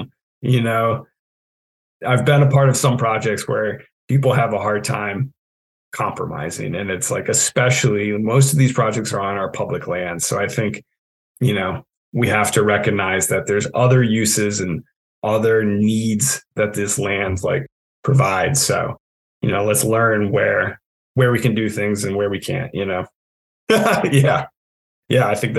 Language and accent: English; New England, United States; you know, I am born and bred in New England. Anyone who knows me or has had the pleasure of working with me can probably attest to the fact that, you know, I make a pretty good New Englander.